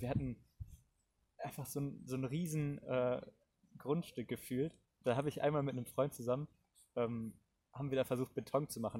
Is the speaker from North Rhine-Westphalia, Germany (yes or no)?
yes; Cologne, North Rhine-Westphalia, Germany; Wir kommen beide auch aus Köln